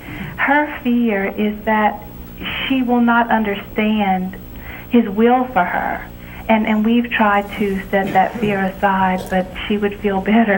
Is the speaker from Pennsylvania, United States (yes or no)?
no; Opelousas, Louisiana, United States; I'm from Opelousas, Louisiana.